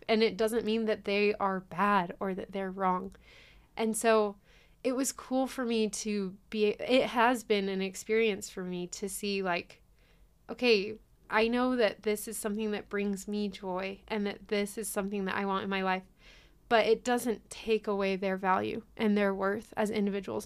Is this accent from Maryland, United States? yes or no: no; Hemet, California, United States; moved away; I'm originally from California. It's a little city called Hemet in Riverside County.